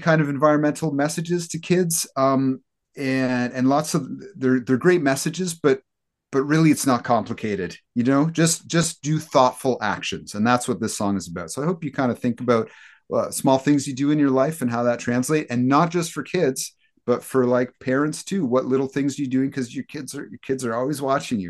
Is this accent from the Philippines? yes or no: no; Hamilton, Ontario, Canada; we're all from Hamilton.